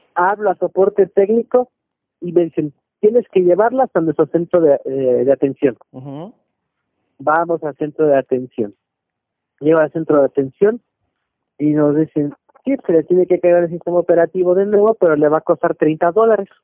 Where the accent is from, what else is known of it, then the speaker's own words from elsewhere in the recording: Mexico City, Mexico; yo radico y soy originario de la Ciudad de México, nací en el 81.